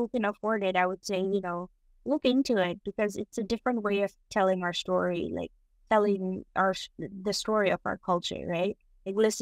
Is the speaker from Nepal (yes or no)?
yes; Kathmandu, Bagmati, Nepal; now in Boston, United States; When I was growing up in Nepal